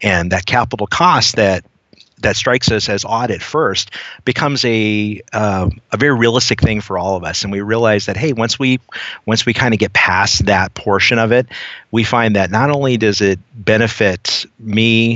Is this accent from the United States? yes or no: yes; Southern California, United States; I grew up in Southern California